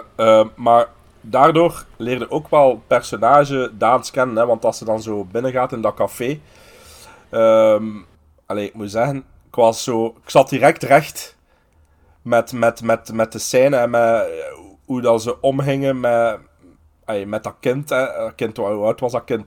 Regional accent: Aalst, Flanders, Belgium; ik ben een Aalstenaar, want ik ben geboren in Aalst

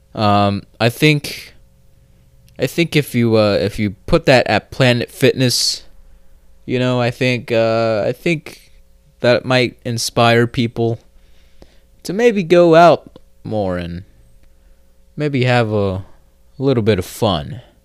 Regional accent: United States; I'm American

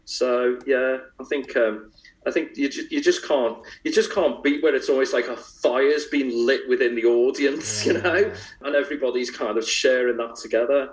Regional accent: Liverpool, North West England, United Kingdom; growing up in Liverpool

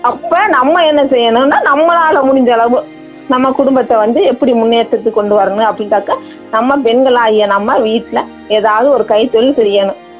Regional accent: Marakkiyarpattinam, Tamil Nadu, India; நான் மரக்கியார்பட்டினம் பஞ்சாயத்து சேர்ந்தவங்க

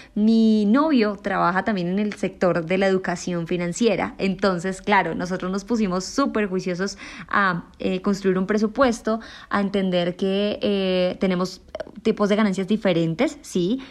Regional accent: Colombia; yo soy una joven colombiana

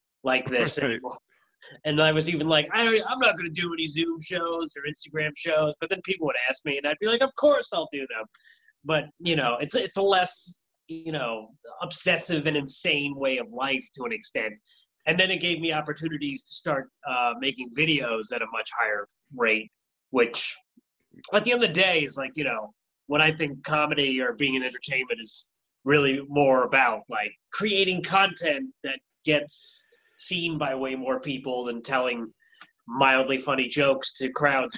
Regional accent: Valley Stream, New York, United States; now in Brooklyn, United States; I'm originally from Valley Stream

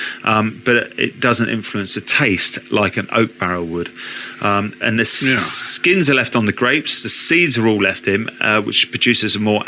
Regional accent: United Kingdom; being British

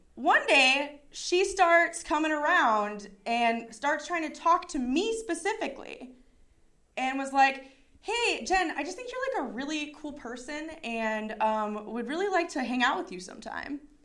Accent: Chicago, Illinois, United States; I'm from Chicago

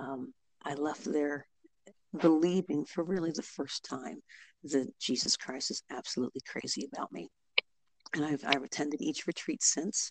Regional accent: Ohio, United States; I am from Ohio

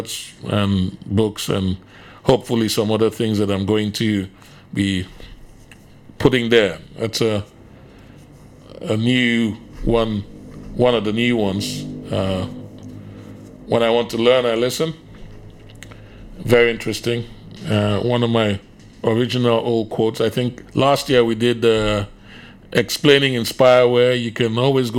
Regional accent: Nigeria; moved away as an adult; also born or lived in England / Finland; now in Indonesia; I was born in England, spent literally all my childhood in Nigeria, went back to England when I was 18 years old

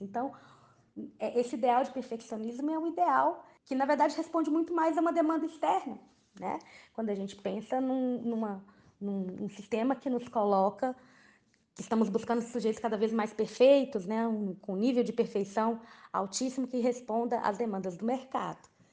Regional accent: Brazil; enquanto brasileiros

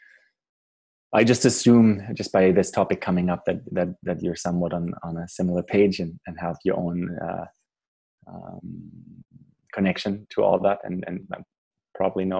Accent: Germany; moved away as an adult; also born or lived in Paraguay / Canada; I grew up in Germany, moved to Paraguay in South America as a teenager, and I was 14, 15, for a year

